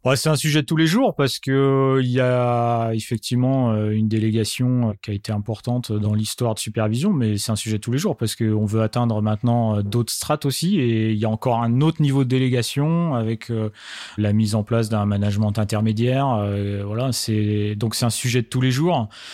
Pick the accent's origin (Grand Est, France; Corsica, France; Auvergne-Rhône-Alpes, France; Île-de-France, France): Grand Est, France; Marne, Champagne-Ardenne; je suis originaire de la Marne donc région Champagne-Ardenne Grand Est